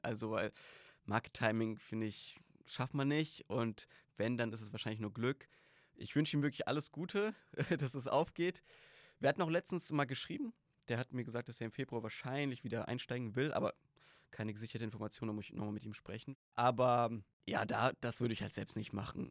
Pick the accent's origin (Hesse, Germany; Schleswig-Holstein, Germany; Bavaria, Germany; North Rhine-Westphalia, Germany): Hesse, Germany; Griesheim; Ich komme aus Darmstadt, Griesheim